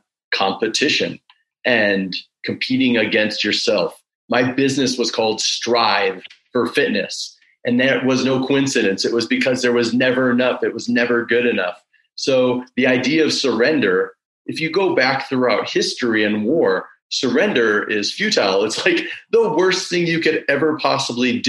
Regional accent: Woodstock, Illinois, United States; the movie that was filmed in my hometown, Groundhog Day

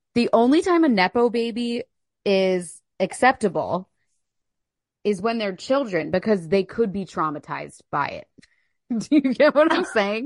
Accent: Philadelphia, Pennsylvania, United States; We're both from Philly, both born in Philly

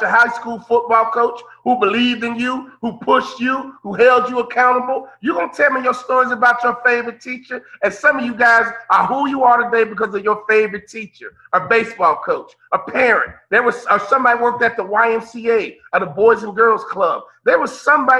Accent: Chicago, Illinois, United States; I'm from Chicago, Midwest guy

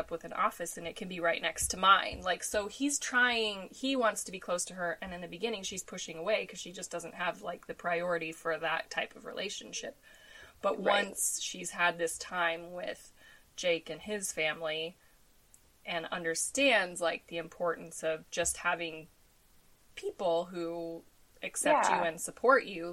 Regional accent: Denver, Colorado, United States; I grew up in Denver

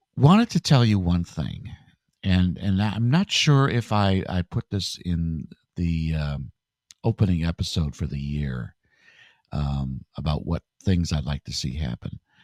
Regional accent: Grand Rapids, Michigan, United States; I'm from Grand Rapids, Michigan

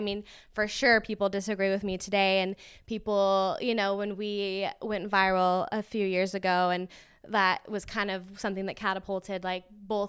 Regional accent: Las Vegas, Nevada, United States; and I'm from Vegas originally, like we've mentioned, so we wanted to get back to the desert

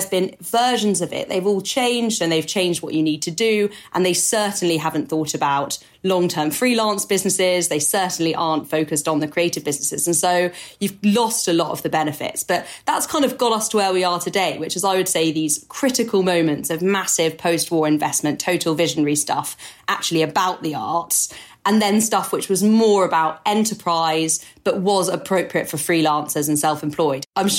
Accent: France; accent: French; English is a second language; which I'm going to butcher with my French accent

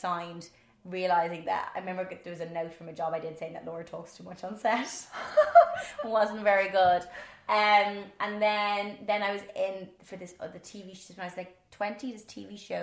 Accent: Ireland; accent: Irish; my Irish accent

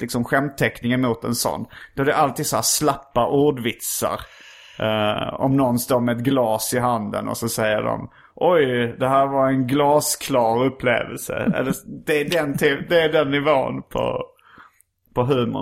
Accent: Hjärup, Skåne, Sweden; när jag var liten växte jag upp i Hjärup

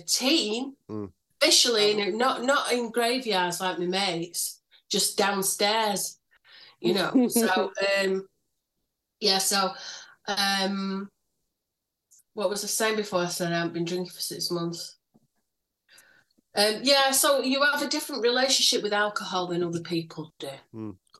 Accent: Manchester, North West England, United Kingdom; also born or lived in Alkrington / Failsworth / Royton; I grew up in Moston at first, but I've lived in a lot of places, but they've mostly been North Manchester

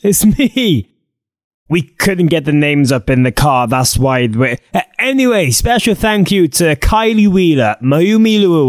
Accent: Wales, United Kingdom; as Welsh idiots we are.

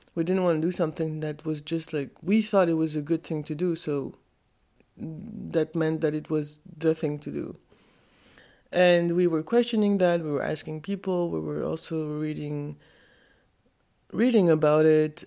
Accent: Geneva, Switzerland; I was born in Switzerland, in Geneva.

